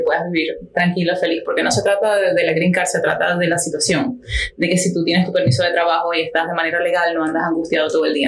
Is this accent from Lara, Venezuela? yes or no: no; Maturín, Monagas, Venezuela; now in Miami, United States; yo soy de Venezuela, como mucha gente ya sabe y de repente sienten por el acento.